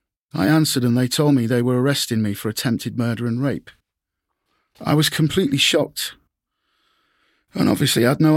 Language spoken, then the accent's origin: English; Grimsby, Yorkshire and the Humber, United Kingdom; I was born in Grimsby, here, in 1966, January.